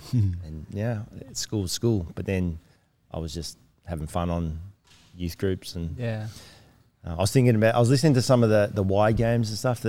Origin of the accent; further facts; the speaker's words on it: Melbourne, Victoria, Australia; moved away; my grandparents went to church, my parents went to church, and I grew up in the church then in Melbourne, Doncaster